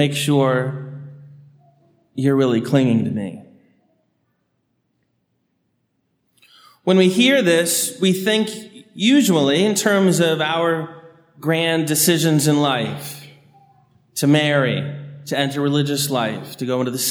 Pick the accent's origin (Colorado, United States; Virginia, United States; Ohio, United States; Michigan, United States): Virginia, United States; Annandale; growing up on Tobin Road in Annandale, just behind Epiphany of Our Lord off Woodburn, which is where Fairfax Hospital meets the intersection of Gallows and Woodburn